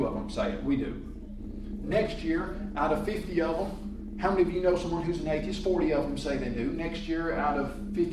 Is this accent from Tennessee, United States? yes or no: yes; Columbia, Tennessee, United States; growing up in Columbia, Tennessee, with Jerry Elder and the youth groups there